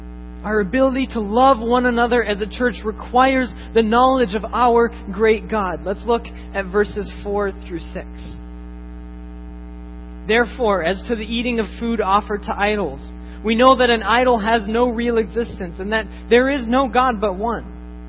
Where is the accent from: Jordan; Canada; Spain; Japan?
Japan; Growing up in Japan, I saw this firsthand.